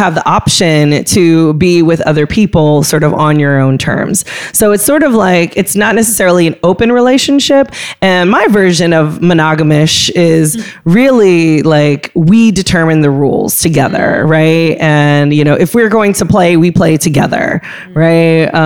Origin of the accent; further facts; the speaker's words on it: California, United States; moved away; growing up in California